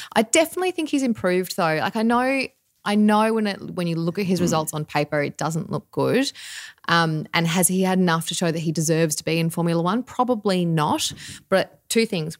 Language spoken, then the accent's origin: English; Australia; we are Australian